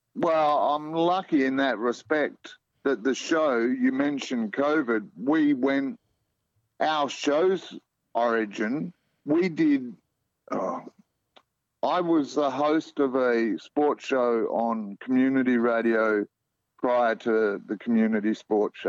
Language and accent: English; Melbourne, Victoria, Australia; moved away as an adult; now in Perth, Australia; I grew up in Melbourne, eldest of four kids